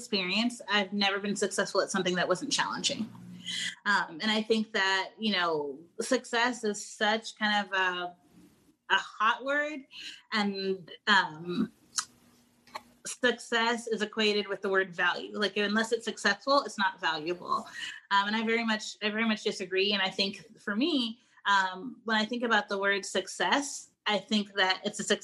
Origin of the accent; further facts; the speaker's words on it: United States; I'm Black American